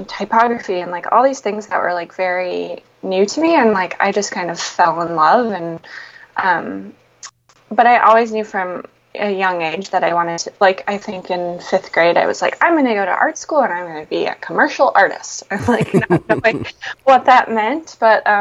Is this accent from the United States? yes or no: yes; Marquette, Michigan, United States; moved away as an adult; now in Portland, United States; I'm from Marquette, which is a tiny little town, well, actually the biggest city in the Upper Peninsula